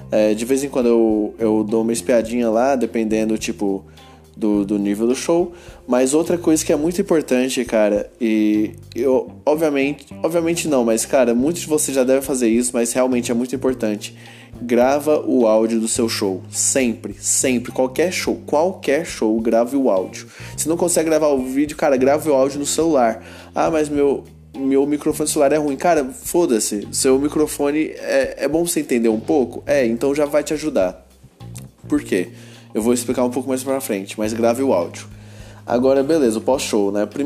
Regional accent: Goiânia, Goiás, Brazil; eu sou de Goiânia e esse aqui é meu podcast.

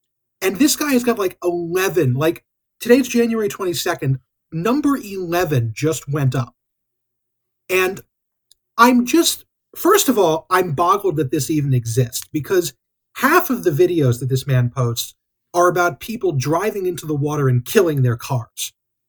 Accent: United Kingdom; as a British person, you might be able to help me with.

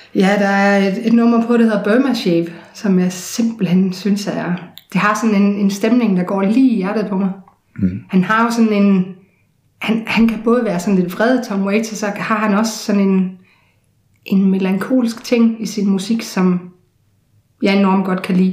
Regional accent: Odense, Southern Denmark, Denmark; i Sanderum, hvor jeg voksede op

